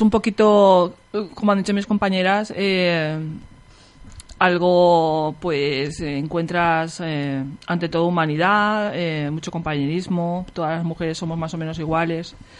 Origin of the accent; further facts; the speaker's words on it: Picassent, Valencian Community, Spain; somos todas de Picasen